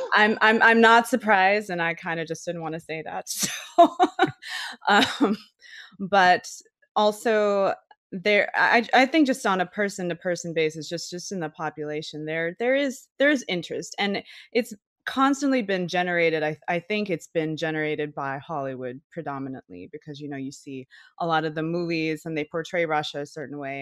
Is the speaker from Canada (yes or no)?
no; Malaysia; now in Austin, United States; I live in Austin, Texas. I'm not from here actually. I'm from Malaysia